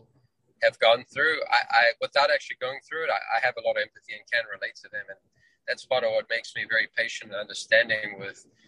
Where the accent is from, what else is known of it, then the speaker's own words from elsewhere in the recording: New Zealand; moved away as an adult; also born or lived in Johannesburg, South Africa; now in United States; I'm originally from South Africa, Johannesburg, South Africa, where I was born. Grew up in New Zealand, where I spent a good third of my life, and then moved to the US